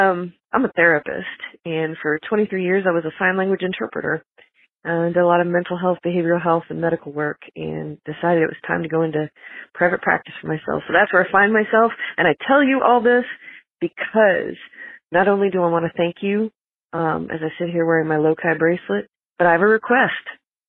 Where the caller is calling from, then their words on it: Kansas City, United States; My pronouns are they, them. I'm calling you from Kansas City.